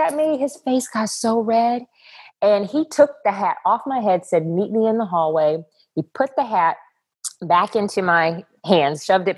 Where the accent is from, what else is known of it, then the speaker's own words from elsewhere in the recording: Texas, United States; I grew up in Texas, and Texas is the pageant capital of the world